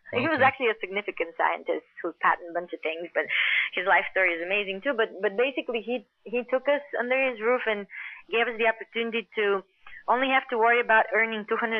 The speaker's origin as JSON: {"language": "English", "country": "Bulgaria", "tie": "born or raised there", "also_born_or_lived": "Queens, New York", "moved": "yes", "lives_now": "Los Angeles, United States", "said": "growing up in Bulgaria"}